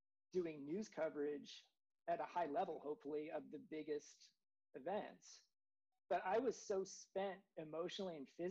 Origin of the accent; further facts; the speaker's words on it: Kansas City, Kansas, United States; moved away as an adult; I grew up in Kansas, in the Kansas City area